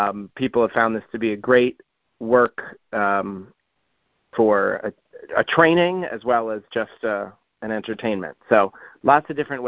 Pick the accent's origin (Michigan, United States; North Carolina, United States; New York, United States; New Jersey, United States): New York, United States; now in Columbia, MD, United States; which was where I grew up near New York City